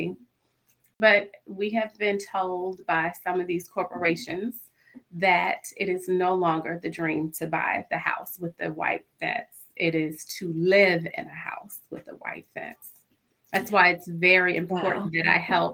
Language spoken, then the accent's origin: English; Central Virginia, United States; I grew up in Virginia, in Central Virginia